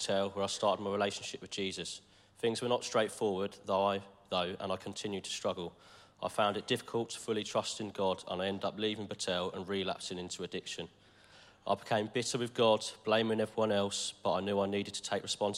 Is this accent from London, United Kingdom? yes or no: no; Eastbourne, South East England, United Kingdom; I was born in Eastbourne